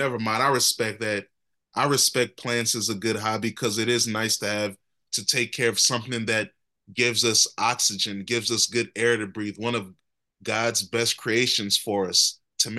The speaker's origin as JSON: {"language": "English", "country": "United States", "said": "I'm an American."}